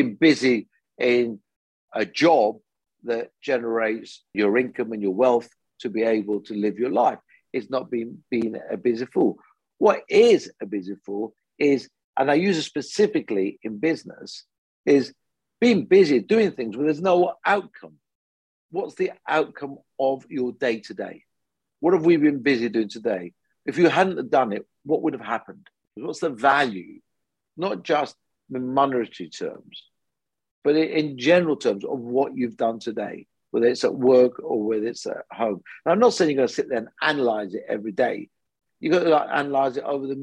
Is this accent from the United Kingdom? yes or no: yes; United Kingdom; Came when I was six to this country. You know, I'm a first generation immigrant